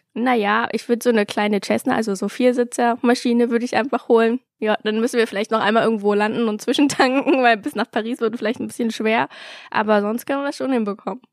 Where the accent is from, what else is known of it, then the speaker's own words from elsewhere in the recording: Berlin, Germany; ich bin in Berlin zur Schule gegangen